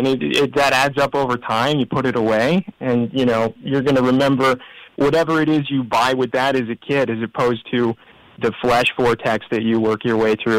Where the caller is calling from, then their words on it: Syracuse, New York, United States; I am calling from a sleepy western suburb of Syracuse, New York.